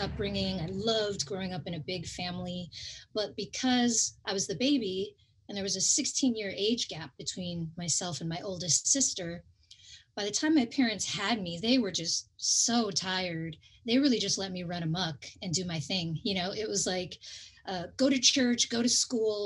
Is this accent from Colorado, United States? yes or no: no; California, United States; growing up in California